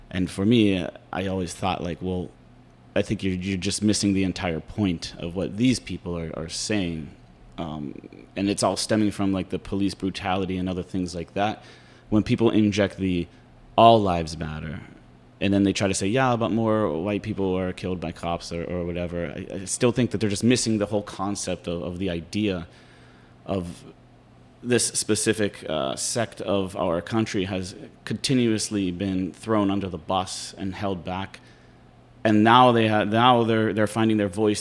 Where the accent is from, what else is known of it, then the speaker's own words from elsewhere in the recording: Pittsburgh, Pennsylvania, United States; I'm from Pittsburgh